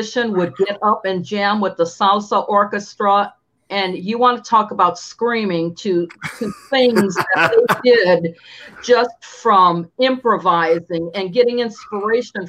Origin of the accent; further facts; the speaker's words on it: Lorain, Ohio, United States; moved away as an adult; also born or lived in New York / Washington, D.C.; I'm from Lorraine, Ohio.